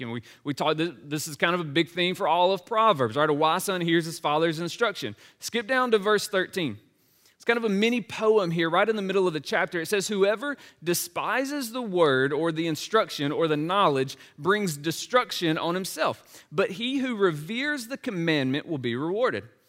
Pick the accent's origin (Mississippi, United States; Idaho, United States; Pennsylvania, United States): Mississippi, United States; Laurel; moved away as an adult; also born or lived in Nashville, Tennessee; my hometown of Laurel, Mississippi